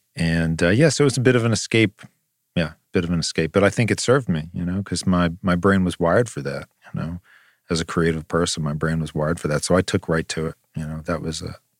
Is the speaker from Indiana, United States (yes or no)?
no; Long Island, New York, United States; we grew up on Long Island